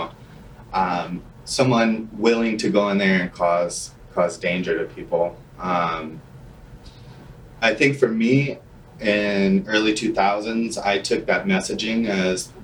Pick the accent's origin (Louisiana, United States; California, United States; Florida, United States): Louisiana, United States; New Orleans; moved away as an adult; now in Minneapolis, United States; I'm originally from New Orleans, Louisiana